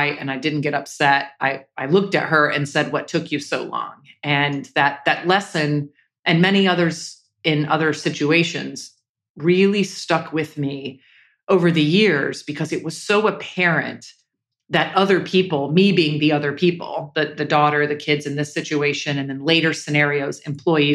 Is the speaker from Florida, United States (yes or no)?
yes; Jacksonville, Florida, United States; I grew up in Jacksonville, Florida.